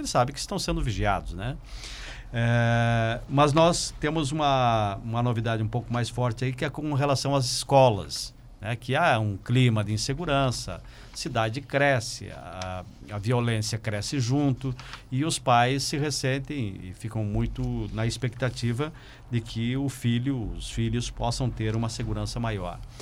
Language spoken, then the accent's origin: Portuguese; Passo Fundo, Rio Grande do Sul, Brazil; eu nasci em Passo Fundo exatamente porque meu pai veio prestar serviço aqui